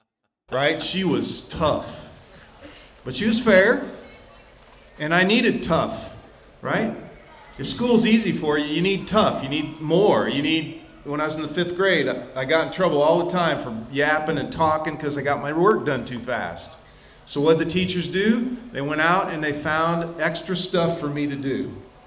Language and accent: English; Ashland, Nebraska, United States; moved away as an adult; also born or lived in Texas; We didn't have a lot when we were kids. But we grew up here in Ashland, Greenwood